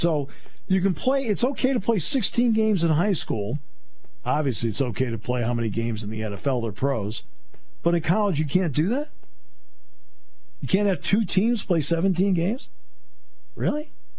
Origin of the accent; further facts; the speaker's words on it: New England, United States; My brother and I grew up in New England, and so we didn't get TV quarterbacks in New England.